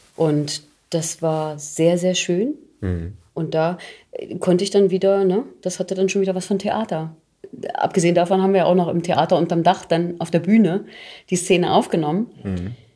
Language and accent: German; Thuringia, Germany; accent: Thuringian; moved away